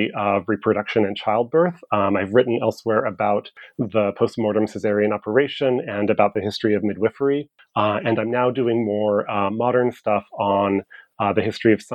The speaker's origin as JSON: {"language": "English", "region": "California", "country": "United States", "tie": "born or raised there", "moved": "yes", "lives_now": "Seattle, United States", "said": "I grew up in California, and growing up in California was really crucial to the development of my intellectual interests"}